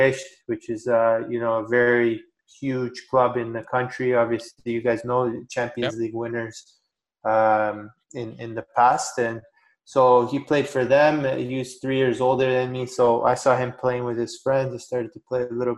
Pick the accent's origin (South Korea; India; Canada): Canada; also born or lived in Romania; I was born in Romania. I moved to Canada when I was 3 years old